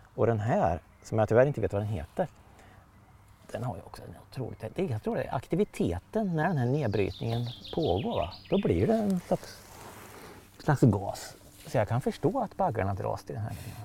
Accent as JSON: {"language": "Swedish", "town": "Motala", "region": "Östergötland", "country": "Sweden", "tie": "born or raised there", "said": "i Motala kommun där jag växte upp"}